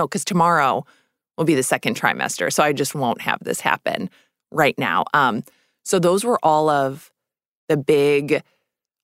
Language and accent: English; Minnesota, United States; moved away; also born or lived in New York City; I grew up in Minnesota, so I came here late